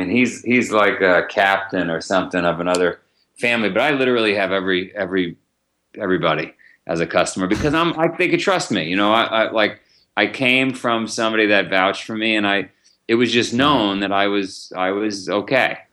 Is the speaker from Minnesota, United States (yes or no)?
no; New York City, New York, United States; I grew up in Howard Beach